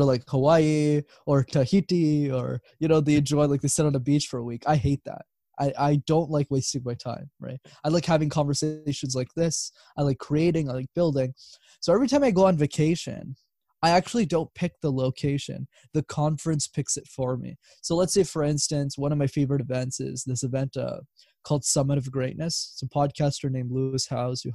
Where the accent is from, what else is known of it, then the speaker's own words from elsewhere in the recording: Montreal, Quebec, Canada; Born and raised. So I lived there my whole life.